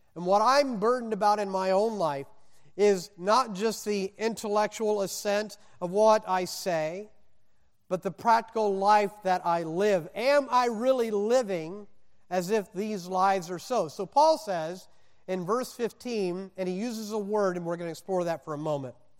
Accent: Indiana, United States; moved away; also born or lived in Mississippi / Wisconsin / the West; I was born in Mississippi, raised in Indiana, college in Wisconsin

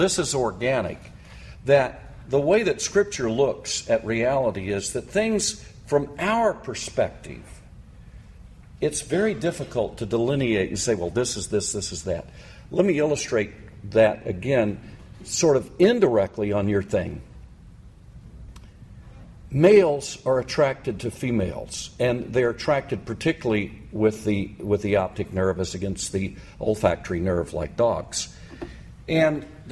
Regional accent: United States; I'm American male

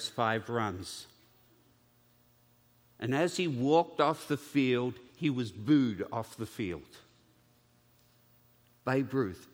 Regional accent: Australia; being an Australian, and so my relatives are all convicts.

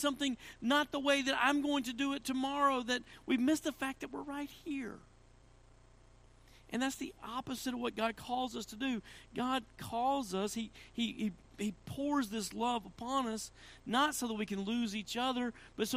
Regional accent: Tennessee, United States; I'm from Tennessee

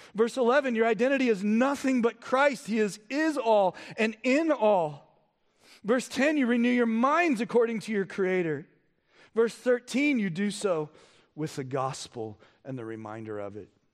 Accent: United States; We as Americans

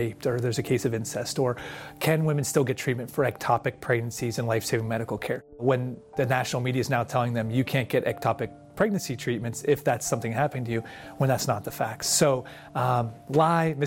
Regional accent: Pennsylvania, United States; Pennsylvania, my home state

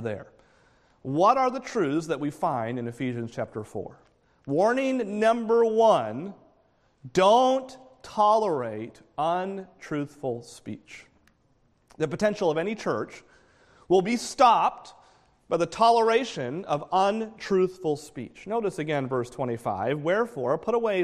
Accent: New England, United States; moved away; I grew up in New England.

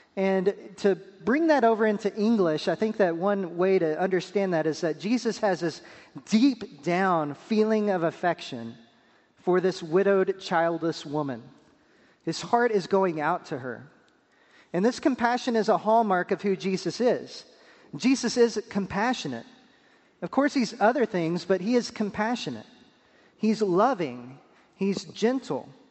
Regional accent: Pampa, Texas, United States; moved away as an adult; also born or lived in Wake Forest, North Carolina / Durham, North Carolina; now in North Carolina, United States; I'm from the small West Texas town of Pampa, Texas

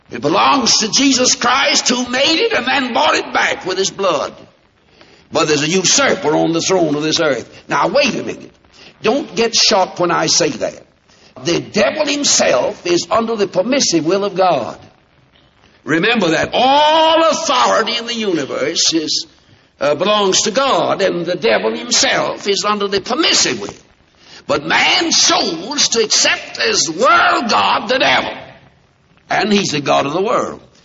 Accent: United States; I'm an American

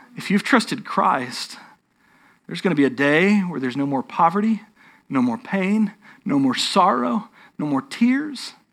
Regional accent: North Texas, United States; I grew up in North Texas, which doesn't mean that I'm a Texas Yankee or anything like that.

